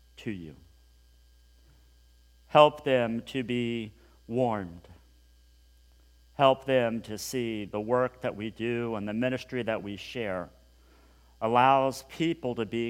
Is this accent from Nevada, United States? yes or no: no; Hutchinson, Kansas, United States; growing up in Hutchinson, Kansas, a long, long time ago